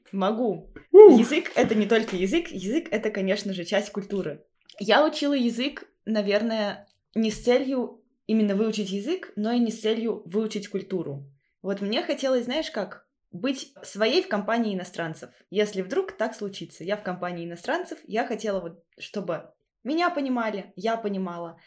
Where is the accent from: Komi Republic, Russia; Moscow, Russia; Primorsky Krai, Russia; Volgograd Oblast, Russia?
Volgograd Oblast, Russia; Volzhsky; moved away as an adult; now in Magdeburg, Germany; я оттуда же